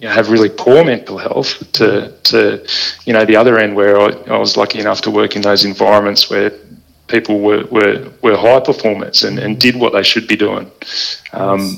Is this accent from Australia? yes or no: yes; Balmoral, Australia; when I was growing up in Balmoral